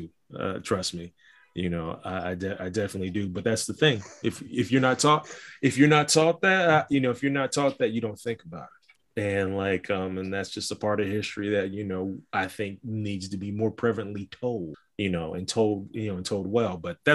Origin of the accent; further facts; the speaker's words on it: Ohio, United States; also born or lived in Valdosta, Georgia; now in Lexington, United States; I was born in Valdosta, Georgia, transferred up to Ohio at the age of 5. But I moved to Lexington, Kentucky 13 years ago, 14 years ago, actually.